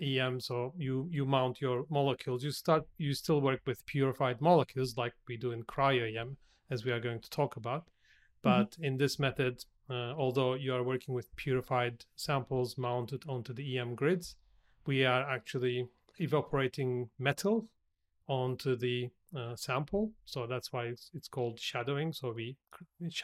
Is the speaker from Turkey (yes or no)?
yes; Turkey; moved away as an adult; also born or lived in United States; now in Australia; So I am originally from Turkey, so I'm originally Turkish. So I started my career back in Turkey